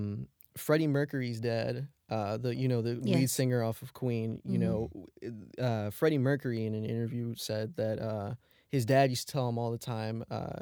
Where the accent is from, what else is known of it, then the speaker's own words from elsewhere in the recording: Germany; I grew up more on like pop music instead of rap growing up in Germany.